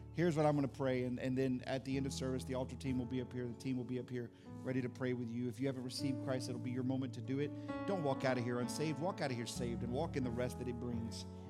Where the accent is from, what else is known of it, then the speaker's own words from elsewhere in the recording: Fort Walton Beach, Florida, United States; moved away; also born or lived in New Orleans; I grew up in Florida. I grew up in Fort Walton Beach, Destin area